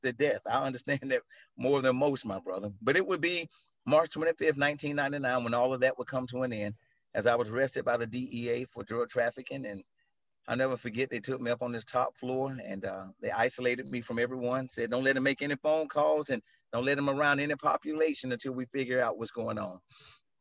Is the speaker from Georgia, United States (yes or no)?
yes; Atlanta, Georgia, United States; I grew up in South DeKalb, right here in Atlanta